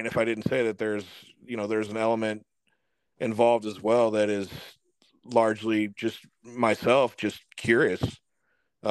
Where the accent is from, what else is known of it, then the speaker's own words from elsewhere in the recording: St. Louis, Missouri, United States; I'm from St. Louis